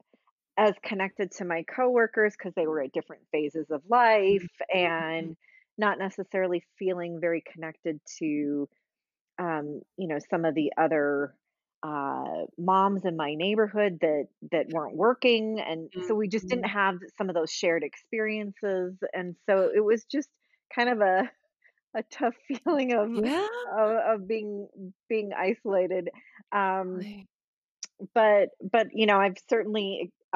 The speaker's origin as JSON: {"language": "English", "region": "Minnesota", "country": "United States", "tie": "born or raised there", "said": "I grew up in Minnesota"}